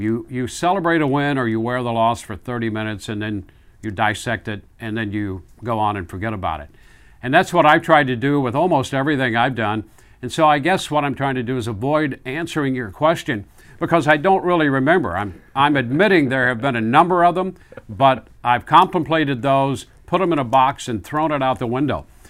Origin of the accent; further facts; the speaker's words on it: Midwest, United States; moved away; I grew up in the Midwest